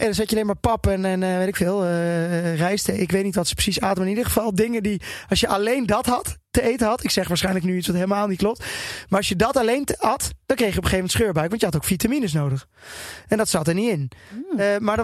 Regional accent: Twente, Overijssel, Netherlands; Ik kom uit Twente

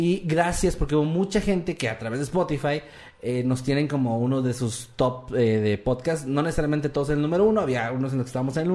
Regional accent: Utica, New York, United States; Yo soy de Útica y nunca escuché el término hamburguesas.

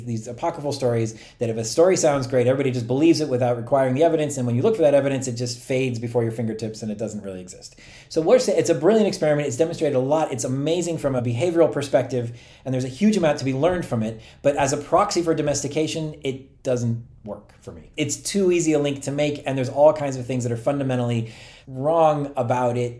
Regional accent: Turkey; moved away; When I was growing up in Turkey

